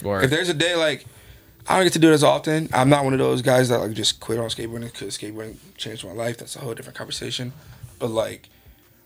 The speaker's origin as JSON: {"language": "English", "town": "New York City", "region": "New York", "country": "United States", "said": "I'm a kid from Southside Jamaica"}